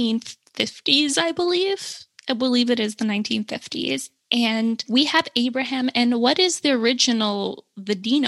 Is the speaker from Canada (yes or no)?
yes; Canada; I was born in Canada. Both of my parents are Salvadorian.